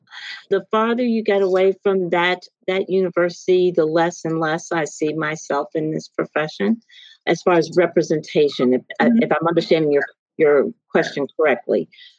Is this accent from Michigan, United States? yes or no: no; Tennessee, United States; moved away as an adult; also born or lived in Alabama; now in Iowa, United States; I'm originally from Tennessee.